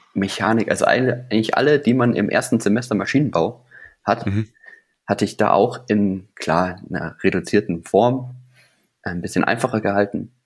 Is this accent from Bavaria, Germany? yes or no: yes; Weilheim, Bavaria, Germany; also born or lived in Starnberg; dann sind wir umgezogen nach Weilheim